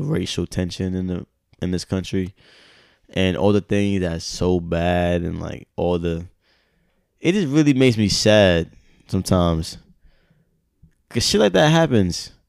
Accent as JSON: {"language": "English", "country": "United States", "said": "I'm American."}